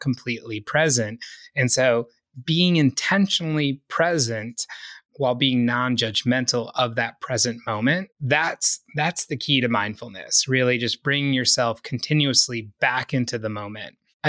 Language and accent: English; East Coast, United States; Growing up on the East Coast, I certainly felt that it was a really fast-paced way of life.